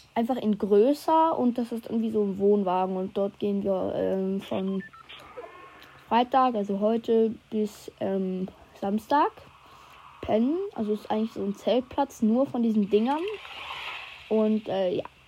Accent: Switzerland; Komme ich aus der Schweiz

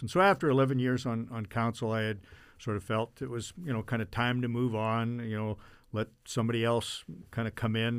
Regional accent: Brandon, Manitoba, Canada; I was born here in 1959

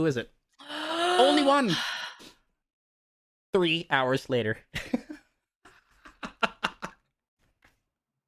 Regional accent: New York, United States; I grew up in New York

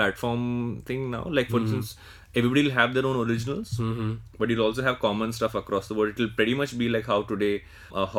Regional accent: Andhra Pradesh, India; I'm from Andhra Pradesh, right? But I tend to say that I'm South Indian

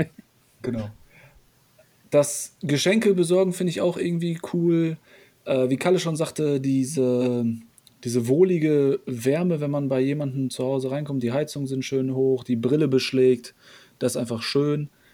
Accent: Poland; moved away; Wir haben polnische Wurzeln. Ich bin ja noch selber in Polen geboren.

